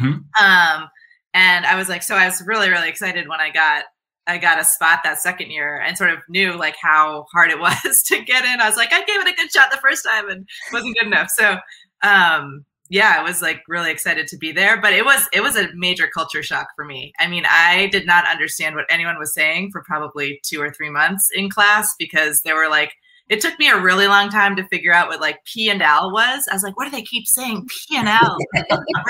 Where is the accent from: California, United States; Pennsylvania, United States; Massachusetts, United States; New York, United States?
Massachusetts, United States; Boston; moved away as an adult; also born or lived in South Texas; I'm from Boston